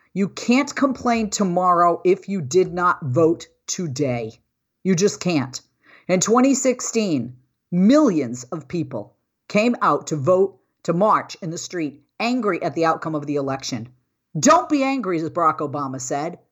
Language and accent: English; Massachusetts, United States; moved away; my hometown of Massachusetts